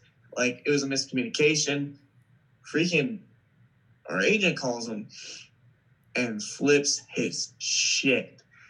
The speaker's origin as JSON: {"language": "English", "region": "East Coast", "country": "United States", "said": "and I'm from the East Coast."}